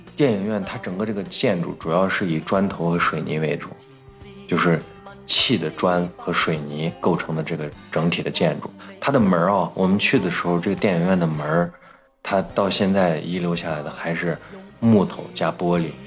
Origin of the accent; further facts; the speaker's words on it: Xi'an, Shaanxi, China; 是因为西安人，我们到了前线的第一件事情是去吃他的羊肉泡馍